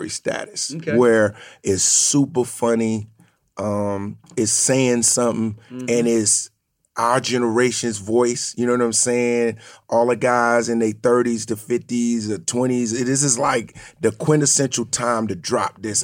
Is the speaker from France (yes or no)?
no; New Jersey, United States; I'm from Jersey, but my parents are from the South